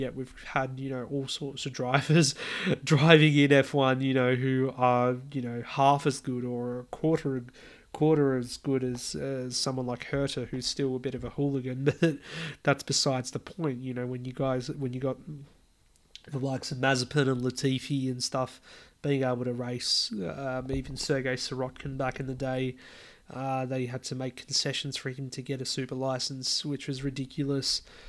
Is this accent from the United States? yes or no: no; Australia; it's delightful as an Aussie